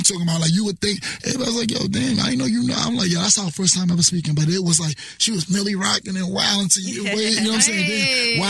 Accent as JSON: {"language": "English", "town": "New York City", "region": "New York", "country": "United States", "said": "People don't think I'm from East New York because of the way I dress."}